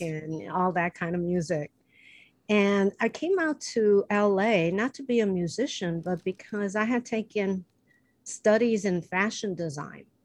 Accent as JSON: {"language": "English", "town": "Chicago", "region": "Illinois", "country": "United States", "moved": "yes", "lives_now": "Los Angeles, United States", "said": "I'm from Chicago, where humidity is like a hundred percent"}